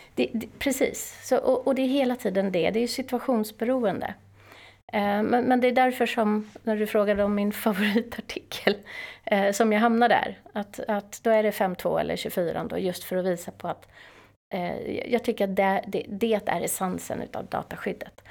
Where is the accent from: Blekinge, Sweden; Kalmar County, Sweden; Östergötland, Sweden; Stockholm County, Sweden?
Stockholm County, Sweden; Täby; Jag är från Täby. Stockholmare.